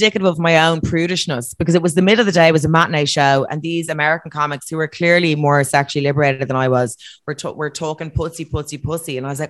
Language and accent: English; Ireland; Ireland, we feel that we're very important